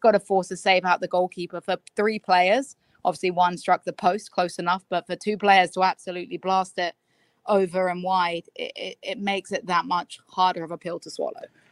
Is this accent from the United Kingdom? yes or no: yes; England, United Kingdom; moved away; also born or lived in United States; as an English person